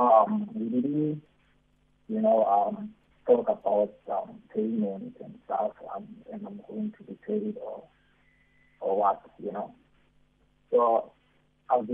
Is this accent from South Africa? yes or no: yes; Gauteng, South Africa; moved away as an adult; now in Cape Town, South Africa; originally I'm from Gauteng